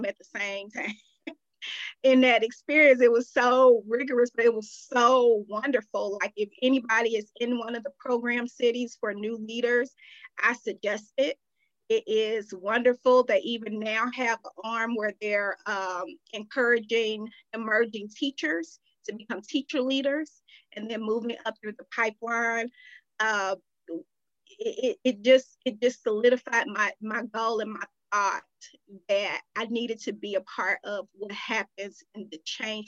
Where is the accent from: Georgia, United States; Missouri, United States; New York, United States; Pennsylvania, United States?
Missouri, United States; St. Louis; moved away as an adult; it's my hometown. So I know what's going on in St. Louis